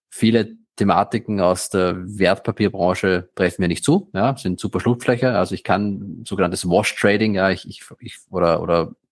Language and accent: German; Austria; Ich bin Österreicher. Ja, ähm, in Österreich haben wir letztes Jahr äh, eine Steuerreform gehabt